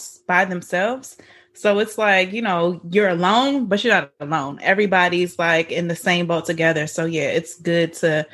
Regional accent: Baltimore, Maryland, United States; moved away as an adult; now in Atlanta, United States; I'm actually from Baltimore. So when I go home to Baltimore, I can leave my parents' house

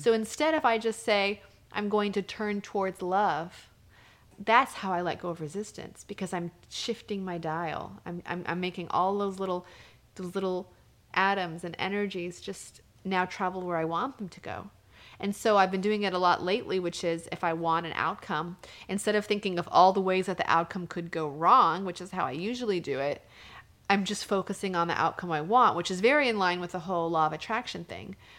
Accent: New Mexico, United States; I'm from New Mexico

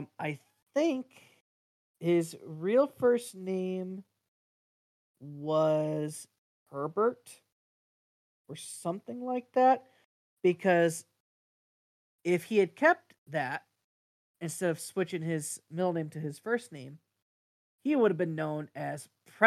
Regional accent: Jefferson, Ohio, United States; he actually came to my hometown of Jefferson.

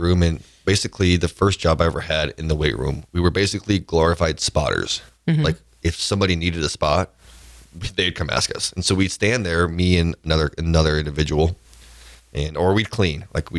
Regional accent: Sidney, Nebraska, United States; also born or lived in Hayward, California; And so I was born in Hayward, California. And so it's where my mom's side of my family is from. So I actually grew up in Sydney, Nebraska, way out there

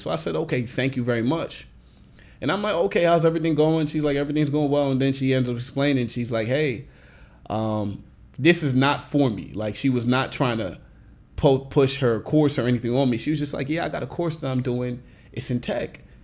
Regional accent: Nigeria; I'm Nigerian

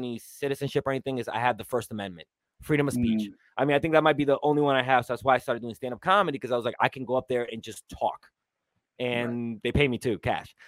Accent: New York City, New York, United States; I grew up in New York City

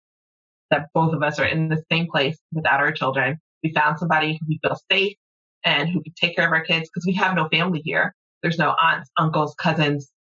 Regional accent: College Park, Georgia, United States; moved away as an adult; now in St. Louis, United States; I live in St. Louis. I'm from Georgia, Atlanta, specifically College Park

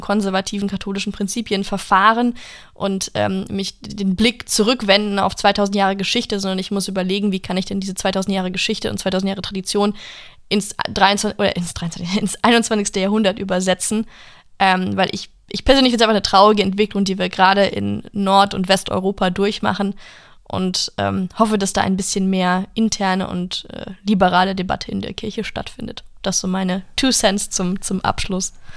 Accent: United States; now in Germany; in meiner Heimat in den USA

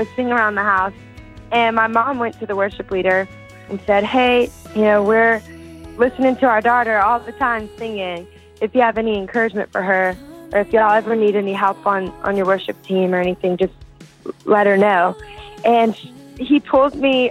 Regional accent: South Louisiana, United States; I grew up in South Louisiana, and we love to dance to Cajun and Zydeco music

